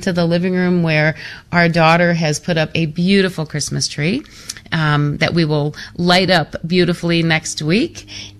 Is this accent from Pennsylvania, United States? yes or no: no; Phoenix, Arizona, United States; my hometown, my home diocese here in the Phoenix Valley